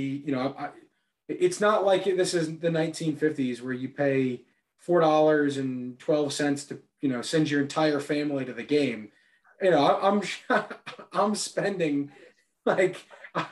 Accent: New York, United States; as a New Yorker

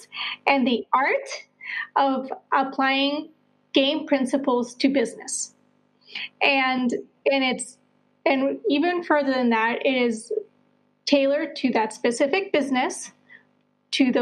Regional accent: Colombia; moved away; also born or lived in United States / Netherlands / Southeast Asia / Portugal; I'm originally from Colombia, South America. I'm a world citizen now, having lived in the U.S., the Netherlands, and now I spend my winters either in Southeast Asia or in Portugal.

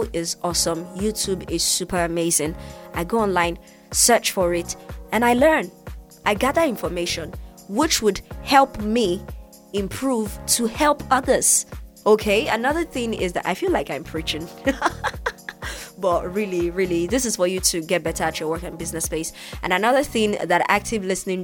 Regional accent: Nigeria; I'm from Nigeria.

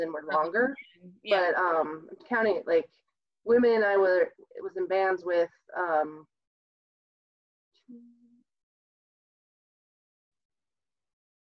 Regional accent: southern Iowa, United States; moved away as an adult; now in Fort Collins, United States; I'm from southern Iowa originally

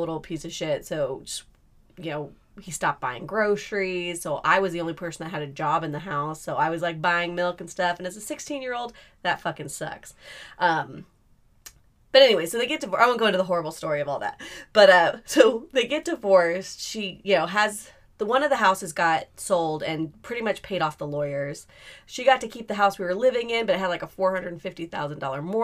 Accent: California, United States; also born or lived in Utah; I had the opportunity to come back to California and live with my friend's parents for a while

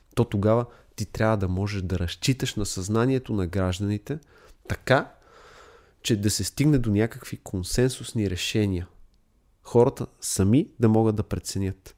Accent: Sofia, Sofia City, Bulgaria; Аз самия съм израснал в София

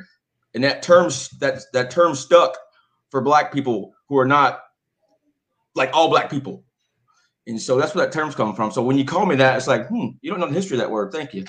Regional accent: the South, United States; I grew up in the South

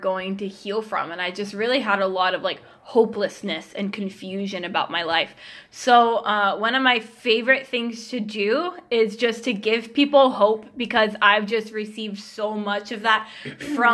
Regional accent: Georgia, United States; now in Kansas City, United States; I grew up in Georgia, lived in the same house my whole life

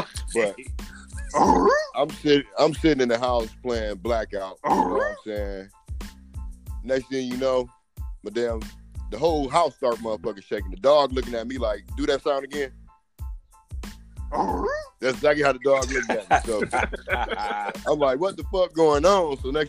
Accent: Ohio, United States; moved away; I'm from Ohio, man.

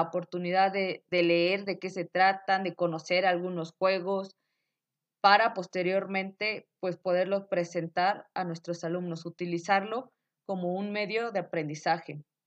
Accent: Mexico; debemos de sentirnos orgullosos como mexicanos

